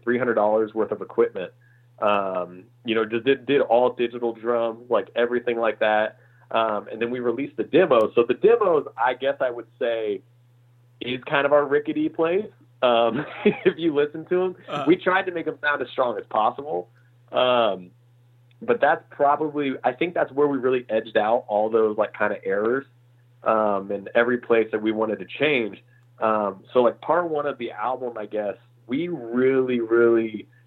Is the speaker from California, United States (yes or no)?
no; Indiana, United States; moved away as an adult; also born or lived in Illinois; now in Los Angeles, United States; I'm from, I grew up in Indiana. So I'm a, you know, full on Midwest boy, born in Illinois, raised in Indiana